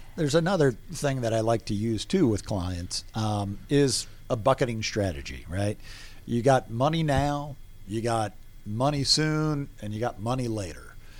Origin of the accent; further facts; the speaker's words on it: Atlanta, Georgia, United States; moved away as an adult; also born or lived in Boston / New Orleans; I grew up here in Atlanta